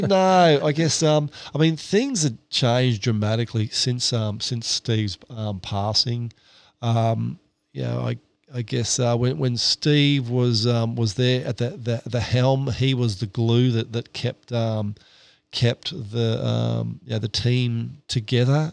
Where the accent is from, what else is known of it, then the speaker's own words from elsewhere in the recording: Victoria, Australia; also born or lived in Southeast Queensland; now in Queensland, Australia; I grew up down in Victoria